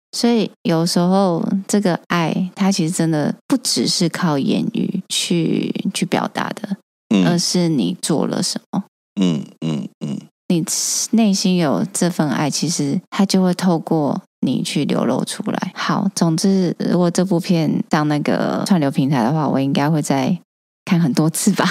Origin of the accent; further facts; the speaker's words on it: Taiwan; 我们绝对会说我们是台湾人